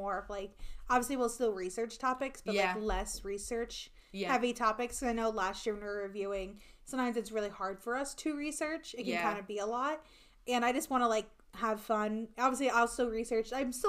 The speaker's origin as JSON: {"language": "English", "region": "Midwest", "country": "United States", "said": "we're from the Midwest."}